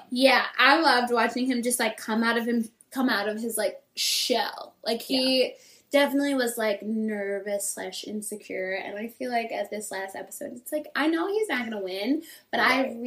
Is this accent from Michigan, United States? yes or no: yes; Michigan, United States; my like childhood bedroom. I'm from Michigan.